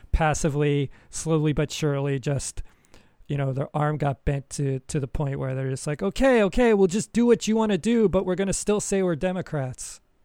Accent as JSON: {"language": "English", "country": "United States", "moved": "yes", "said": "I'm American. I love my country"}